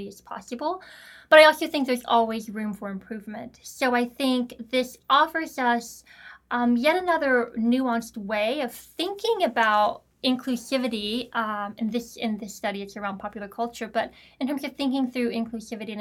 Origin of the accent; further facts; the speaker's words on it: the South, United States; I grew up in the South.